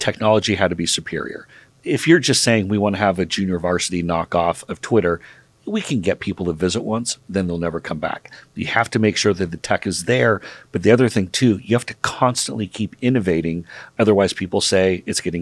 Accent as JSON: {"language": "English", "town": "Seattle", "region": "Washington", "country": "United States", "tie": "born or raised there", "said": "I grew up in Seattle"}